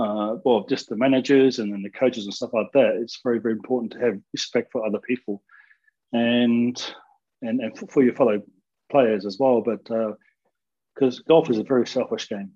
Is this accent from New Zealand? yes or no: yes; New Zealand; Growing up in New Zealand